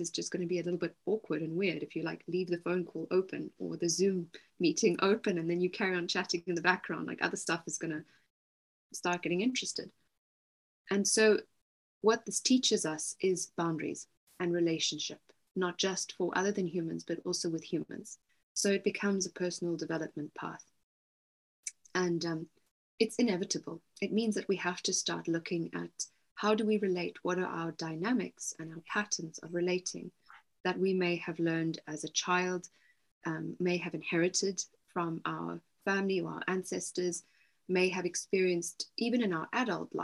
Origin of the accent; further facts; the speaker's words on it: South Africa; moved away as an adult; also born or lived in Cape Town; now in East Sussex, United Kingdom; I'm also South African, I was living near Cape Town at the time